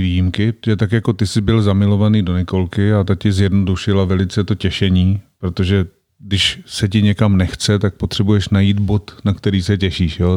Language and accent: Czech; Czechia; also born or lived in Prague; kam jsme se přestěhovali, když mě byli, myslím, čtyři roky, tak jsme se z Prahy přestěhovali do takové vesnice v Odlických horách